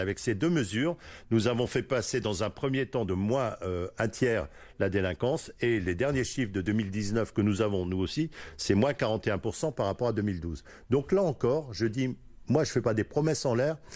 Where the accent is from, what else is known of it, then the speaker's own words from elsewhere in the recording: Lille, Hauts-de-France, France; je suis né à Lille. J'ai fait mes études à Lille. Je suis allé à l'école primaire à Lille